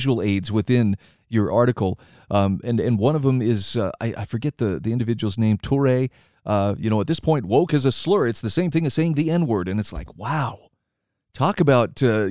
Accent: Idaho, United States; my home state of Idaho

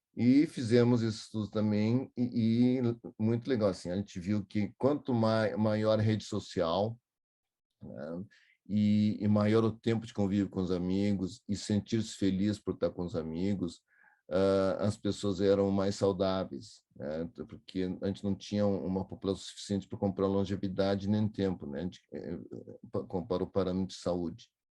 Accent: Porto Alegre, Rio Grande do Sul, Brazil; eu sou de Porto Alegre, que fica 180 quilômetros daqui.

